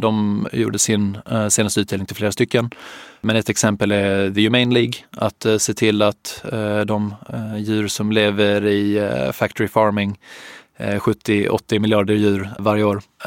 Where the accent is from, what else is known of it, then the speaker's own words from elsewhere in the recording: Helsingborg, Skåne, Sweden; moved away as an adult; jag är från Helsingborg från början